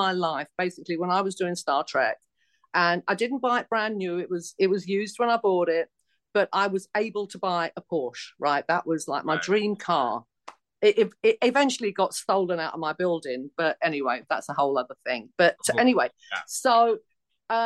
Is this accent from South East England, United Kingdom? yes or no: no; London, United Kingdom; accent: Cockney; moved away as an adult; also born or lived in United States; this Cockney accent come out from the East End of London